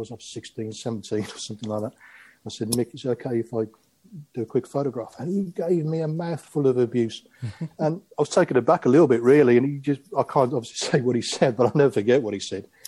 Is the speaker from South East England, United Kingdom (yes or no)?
yes; Aylesbury, South East England, United Kingdom; also born or lived in Croatia; Well, many of you know probably you know I, am not English. I was I was born in Croatia, as it was then the former Yugoslavia, and came over when I was crikey, I was five six years old, and um, we moved to Aylesbury